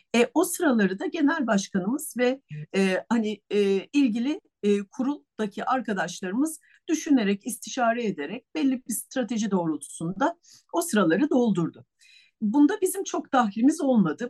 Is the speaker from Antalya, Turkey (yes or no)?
no; Istanbul, Turkey; also born or lived in Bursa; İstanbul doğumluyum.